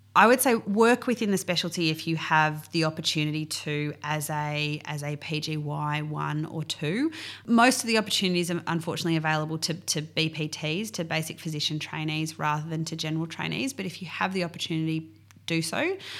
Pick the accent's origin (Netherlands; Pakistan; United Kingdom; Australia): Australia; Mornington Peninsula, Victoria; now in West Gippsland, Australia; I grew up on the Mornington Peninsula on ten acres.